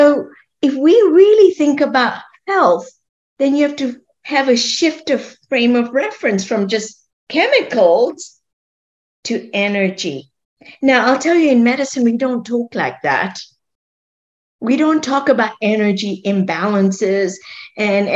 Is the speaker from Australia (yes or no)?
no; Kenya; moved away as an adult; also born or lived in Scotland / London; I grew up in Kenya, and I grew up eating a very favorite food, sweet corn